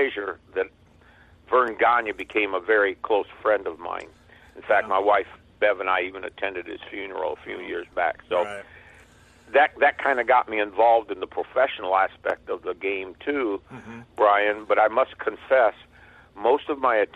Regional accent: Waterloo, Iowa, United States; I grew up in Waterloo, Iowa

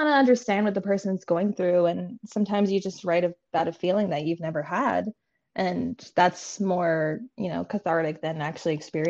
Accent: New York, United States; Cheesy pizza, and it might be because I'm from New York, but I don't know.

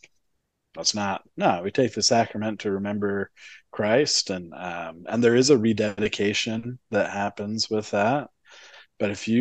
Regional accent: Utah, United States; growing up in Utah

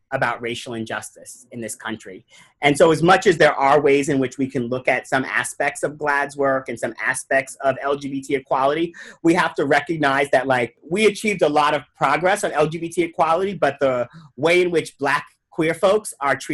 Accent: New York, United States; I grew up in New York

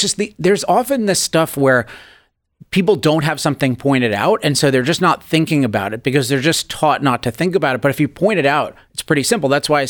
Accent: California, United States; particularly being a Californian

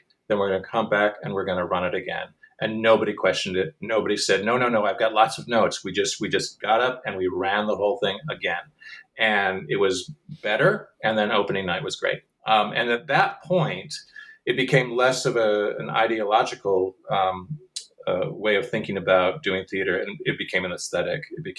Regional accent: Michigan, United States; Well, I'm from Michigan, and most of the company is from the Midwest.

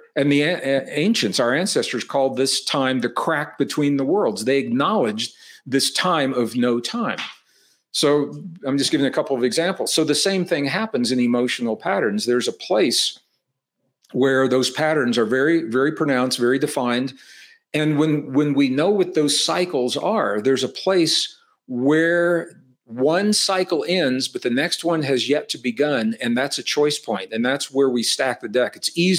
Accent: Midwest, United States; I said I was born and raised in the Midwest. In terms of weather, it's called Tornado Alley in the Midwest. Iowa, Missouri, Arkansas, you get these tornadoes in the summer.

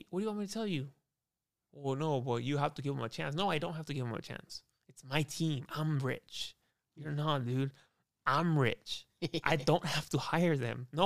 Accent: United States; I'm i I'm American, dude.

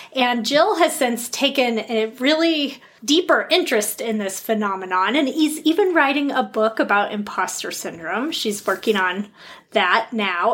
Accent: Colorado, United States; grew up in Colorado

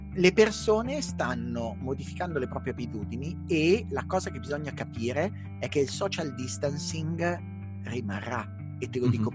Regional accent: Milan, Lombardy, Italy; da milanese

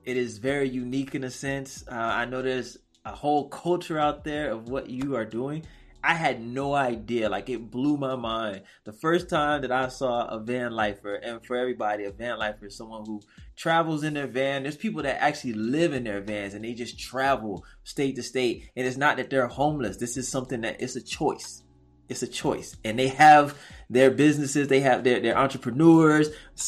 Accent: Waveland, Mississippi, United States; moved away; also born or lived in Texas / California / Las Vegas; I'm from Mississippi. I'm from Waveland, Mississippi. So I'm from a small town

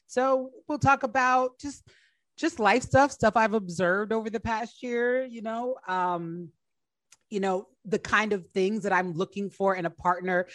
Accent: New Jersey, United States; moved away as an adult; also born or lived in Washington, D.C.; I grew up in New Jersey, but I went to Howard and uh, was living in DC when I started comedy.

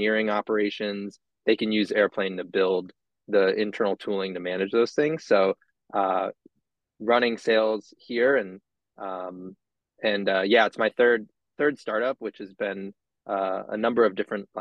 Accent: Cape Cod, Massachusetts, United States; moved away; also born or lived in Washington, D.C.; Born and raised in Massachusetts, Cape Cod, more specifically, so you won't hear any Boston accent from me

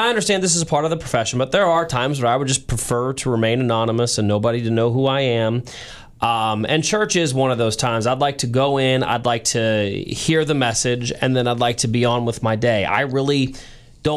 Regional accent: St. Louis, Missouri, United States; moved away as an adult; now in Kansas City, United States; you are like me and you grew up in St. Louis, you live in Kansas City now

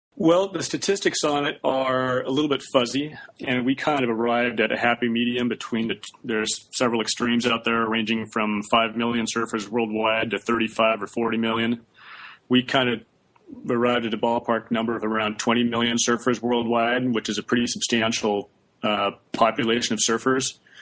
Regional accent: Santa Barbara, California, United States; I was from Santa Barbara also

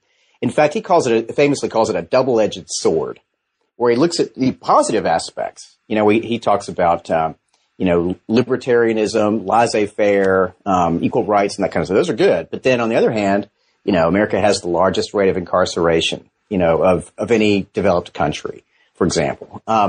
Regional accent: Georgia, United States; Yeah, well, I'm from Georgia, and I did my undergraduate work at Furman University in history

